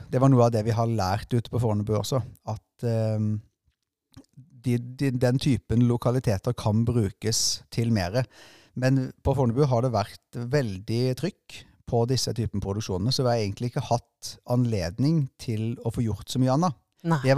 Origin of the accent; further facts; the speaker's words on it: Agder, Norway; Altså, jeg er ikke lommekjent, for jeg kommer egentlig fra Sørlandet, så jeg har, eh, blir mer og mer kjent